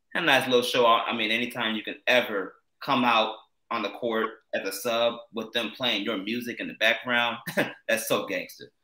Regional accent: Chicago, Illinois, United States; we are from Chicago. This is home

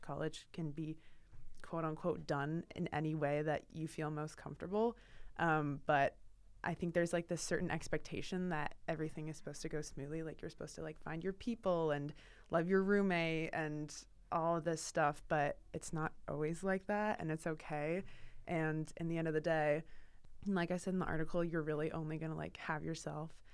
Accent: Portland, Oregon, United States; moved away as an adult; now in Boston, United States; I'm from Portland, Oregon, so the complete opposite side of the country, and when I moved here for school

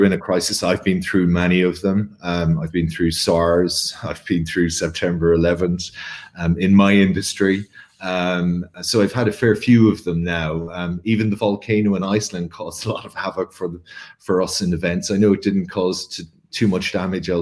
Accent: Ireland; I'm Irish in every way.

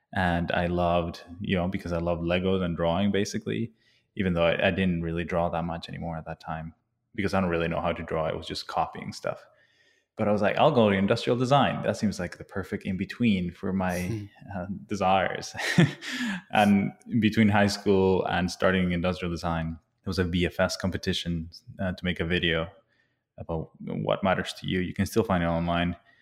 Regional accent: Bolivia; I was born and raised in Bolivia

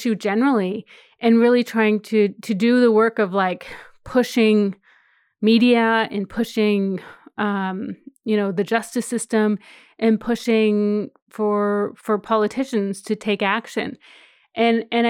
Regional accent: Saskatchewan, Canada; now in Toronto, Canada; I'm Cree from Saskatchewan, from Treaty 4 Territory in Saskatchewan, and I grew up in my community.

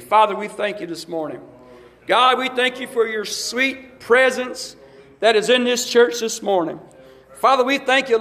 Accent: Alabama, United States; I grew up in Alabama

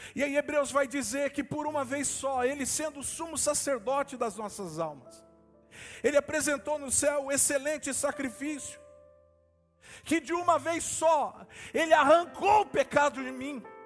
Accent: Brazil; nós, como igreja brasileira

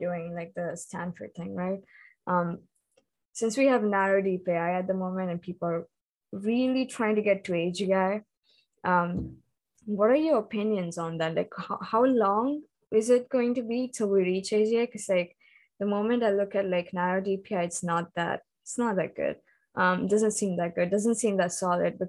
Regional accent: India; moved away as an adult; now in Israel; growing up in India and having those cultural influences.

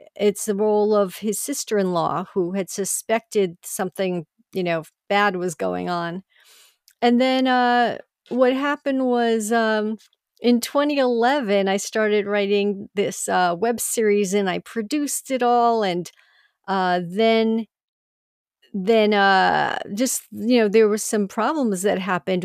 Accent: Long Island, New York, United States; I grew up on Long Island, New York

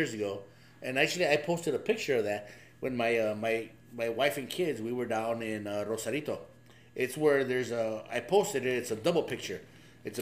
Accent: Covina, California, United States; I'm from Covina

